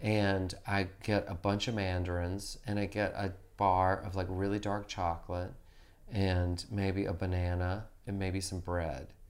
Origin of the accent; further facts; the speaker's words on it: the South, United States; moved away; I grew up in the South